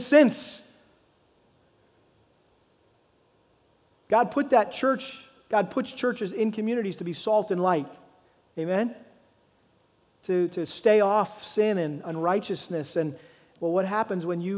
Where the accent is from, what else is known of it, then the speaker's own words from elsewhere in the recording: Massachusetts, United States; moved away; back to New England, where I was born and raised in Massachusetts.